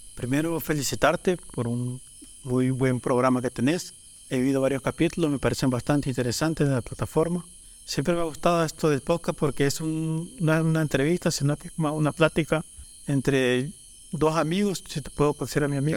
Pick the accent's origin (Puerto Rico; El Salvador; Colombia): El Salvador; Panchimalco, San Salvador; Soy un artesano de Panchimalco